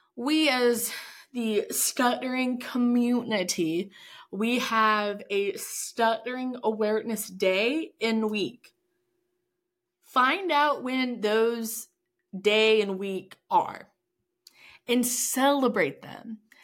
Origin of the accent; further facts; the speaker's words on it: Texas, United States; we are both from Texas